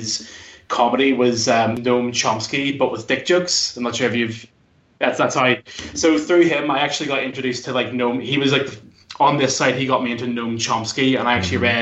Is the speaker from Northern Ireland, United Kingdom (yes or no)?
yes; Belfast, Northern Ireland, United Kingdom; I'm from, as you can maybe tell from my accent, I'm actually from Belfast and Northern Ireland